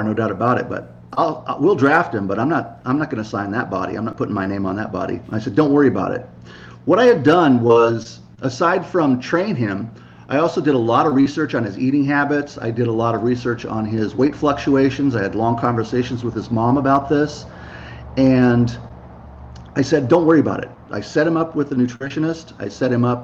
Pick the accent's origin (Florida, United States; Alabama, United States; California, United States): California, United States; Santa Monica; also born or lived in Seattle, Washington; now in Carlsbad, United States; I'm from Santa Monica, California